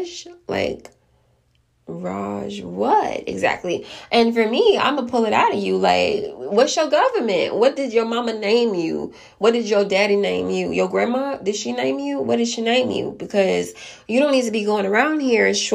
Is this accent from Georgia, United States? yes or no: yes; DeKalb County, Clayton County, Georgia, United States; I came from DeKalb County, Clayton County